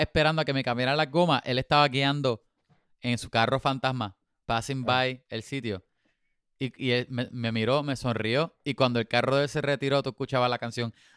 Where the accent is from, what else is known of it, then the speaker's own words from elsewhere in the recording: Puerto Rico; moved away; soy puertorriqueño por mi habichuela